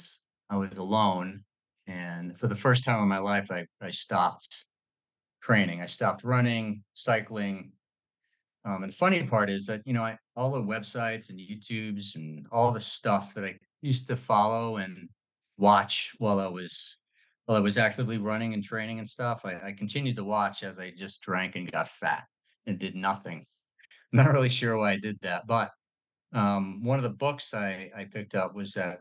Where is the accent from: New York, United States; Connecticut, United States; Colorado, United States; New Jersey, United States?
New York, United States; I grew up in New York